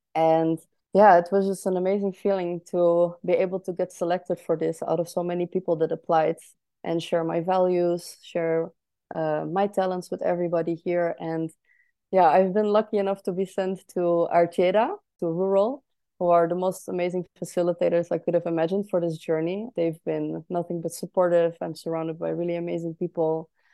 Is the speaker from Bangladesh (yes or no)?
no; Netherlands; now in Berlin, Germany; I am from the Netherlands originally, but currently living in Berlin.